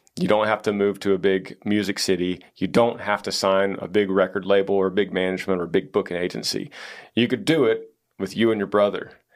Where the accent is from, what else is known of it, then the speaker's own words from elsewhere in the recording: Texas, United States; we're from Texas